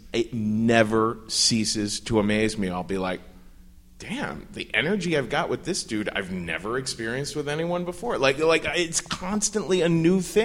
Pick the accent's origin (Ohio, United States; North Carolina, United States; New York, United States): Ohio, United States; Cincinnati; moved away; I come from Cincinnati, Ohio, where everyone is just super, super white and Republican